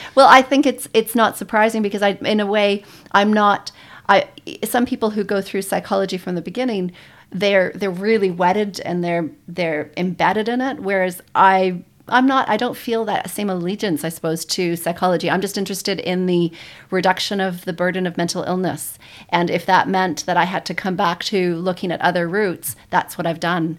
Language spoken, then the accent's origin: English; Toronto, Ontario, Canada; moved away as an adult; also born or lived in Calgary, Canada; now in New Zealand; originally from Toronto, Canada. I grew up there